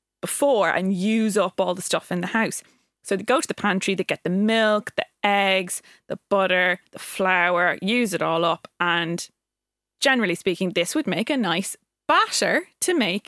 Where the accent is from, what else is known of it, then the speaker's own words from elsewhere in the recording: Ireland; growing up in Ireland